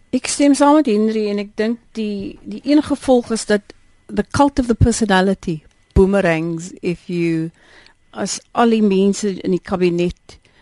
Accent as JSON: {"language": "Afrikaans", "country": "South Africa"}